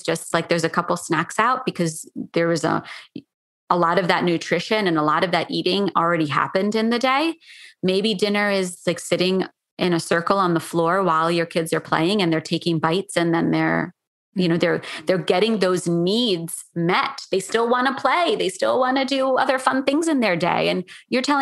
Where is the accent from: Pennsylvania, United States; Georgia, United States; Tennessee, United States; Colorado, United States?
Pennsylvania, United States; Philadelphia; moved away; also born or lived in New York City; I grew up in Philadelphia